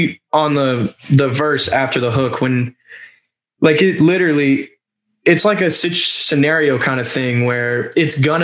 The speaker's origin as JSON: {"language": "English", "area": "Broward", "region": "Florida", "country": "United States", "tie": "born or raised there", "said": "I grew up in Broward"}